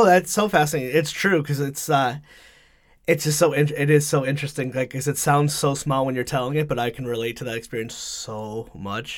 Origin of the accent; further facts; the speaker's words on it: Connecticut, United States; moved away as an adult; also born or lived in West Hartford; now in Rhode Island, United States; I grew up in Connecticut, ninety-two hours away